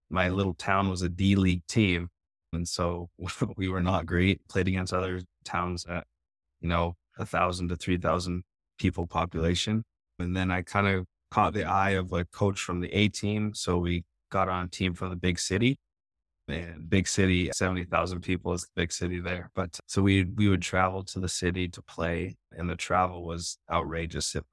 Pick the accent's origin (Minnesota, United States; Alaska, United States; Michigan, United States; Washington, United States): Alaska, United States; Yeah, it was a pretty cool childhood. I grew up on a homestead, so our closest neighbor was a couple kilometers away.